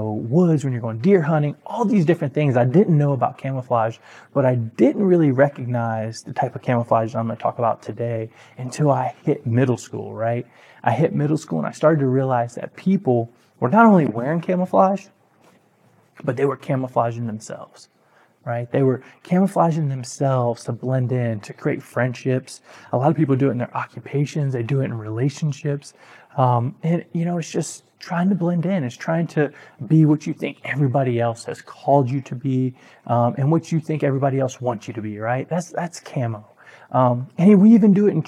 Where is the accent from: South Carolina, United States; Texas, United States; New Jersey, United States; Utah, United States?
South Carolina, United States; Aynor; I grew up in a town called Ainer, South Carolina.